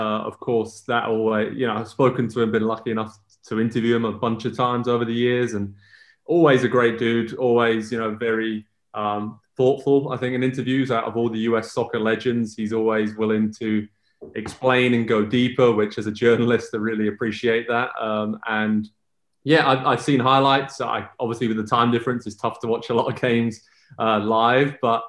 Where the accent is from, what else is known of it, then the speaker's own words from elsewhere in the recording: Southampton, South East England, United Kingdom; moved away as an adult; now in United States; I'm from Southampton, which is far away enough from those other places.